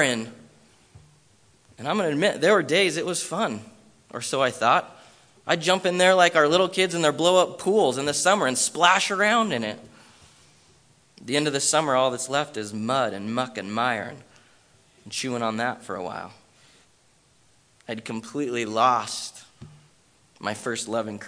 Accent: Bend, Oregon, United States; moved away as an adult; also born or lived in Southern California; I was born and raised in Bend

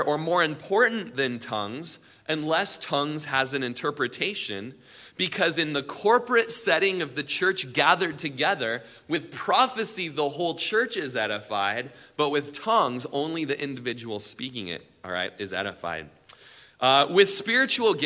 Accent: Prineville, Oregon, United States; we grew up in Prineville

